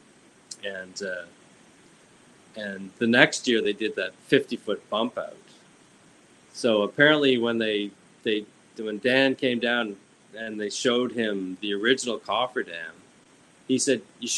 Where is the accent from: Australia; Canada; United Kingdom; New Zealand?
Canada; Shelburne, Nova Scotia; I grew up in Shelburne, Nova Scotia.